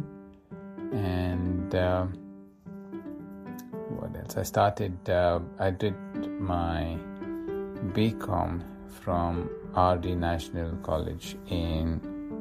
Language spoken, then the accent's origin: English; Mumbai, Maharashtra, India; moved away as an adult; now in Australia; when we moved from Andheri to Dahisar, that was, I think, in year 11 or 12